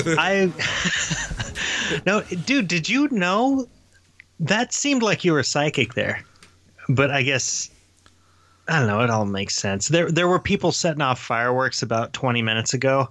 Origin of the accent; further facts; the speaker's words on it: Sevierville, Tennessee, United States; where I grew up down on Pain uh, Street, uh, Street in in Sevierville